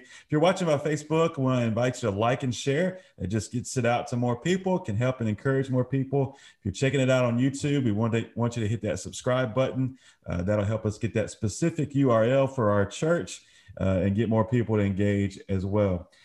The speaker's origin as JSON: {"language": "English", "town": "Brookhaven", "region": "Mississippi", "country": "United States", "tie": "born or raised there", "said": "where we grew up in the Brookhaven area"}